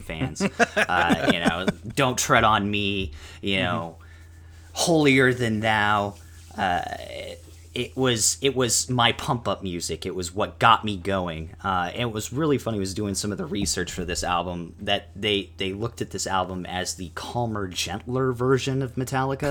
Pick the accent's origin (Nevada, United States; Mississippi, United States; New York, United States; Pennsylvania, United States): Nevada, United States; Las Vegas; also born or lived in Chandler, Arizona; Growing up in Vegas, and, you know, spending my summers in Arizona